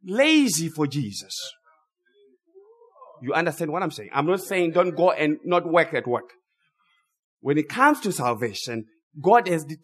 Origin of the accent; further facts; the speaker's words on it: Zimbabwe; I grew up in Zimbabwe. As I said earlier, I was raised by my grandparents.